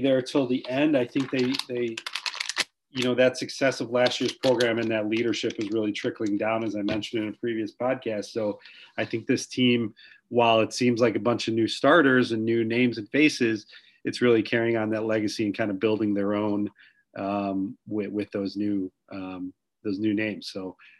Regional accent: Lombard, Illinois, United States; the Montini Christmas tournament in my hometown of Lombard

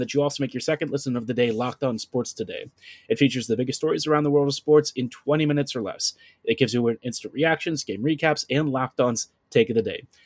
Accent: Baltimore, Maryland, United States; I'm from Baltimore

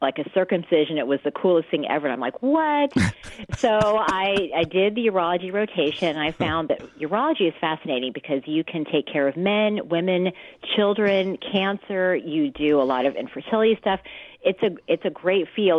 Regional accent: Loma Linda, California, United States; I am from actually Loma Linda, believe it or not. So I grew up here in the Inland Empire

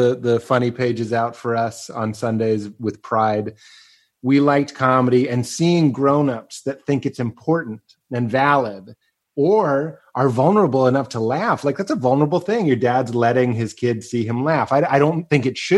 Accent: Lexington, Massachusetts, United States; I'm from Lexington

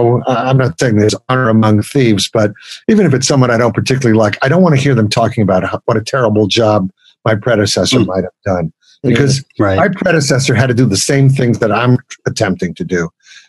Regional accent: Brooklyn, New York, United States; As a kid growing up in Brooklyn, I didn't get to go to those famous Alan Freed rock and roll shows

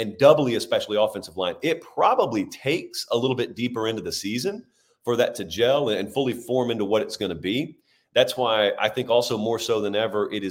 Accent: Georgia, United States; I'm from Georgia

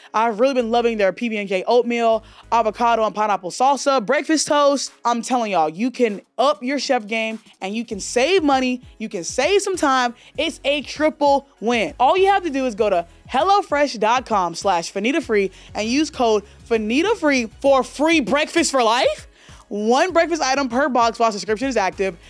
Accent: Alabama, United States; moved away; I grew up in Alabama

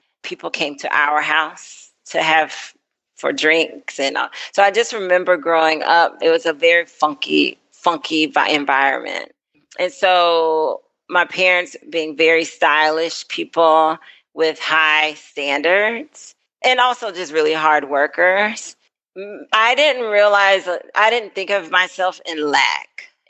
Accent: the South, United States; I'm like a Southern girl, like raising the sticks.

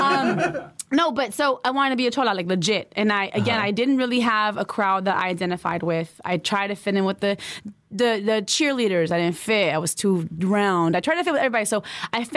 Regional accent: La Puente, California, United States; also born or lived in Boyle Heights, East Los Angeles; I was born in East L.A., Boyle Heights, and then I was raised in La Puente

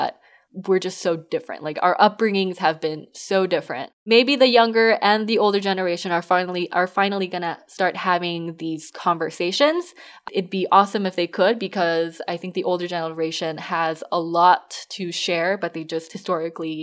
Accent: Southern California, United States; now in Northern California, United States; I grew up in SoCal and I'm here in NorCal

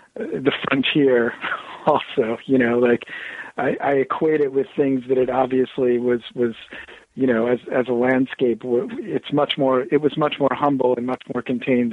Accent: Bloomington, Indiana, United States; also born or lived in Ohio; now in New Hampshire, United States; I'm actually from the Midwest. Uh, originally born in Ohio, and then you know, my first conscious years were in uh, Bloomington, Indiana

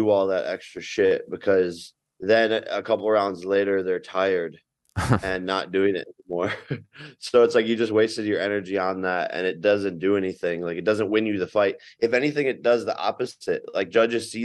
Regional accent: Cleveland, Ohio, United States; Even in my hometown, I was in Cleveland

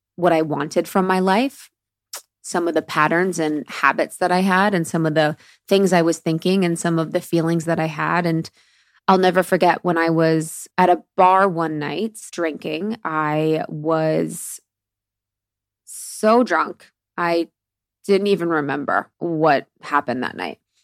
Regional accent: Midwest, United States; moved away; I was born in the Midwest, which is definitely an area for drinkers

